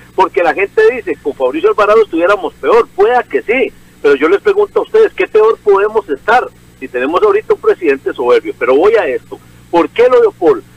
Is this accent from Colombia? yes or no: no; Cinco Esquinas, San José, Costa Rica; de cinco esquinas de ciudad de donde soy yo